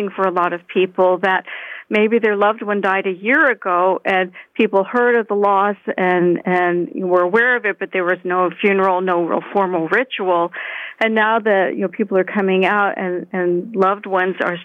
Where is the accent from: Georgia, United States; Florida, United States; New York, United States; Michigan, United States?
Florida, United States; now in Canada; I'm originally from Florida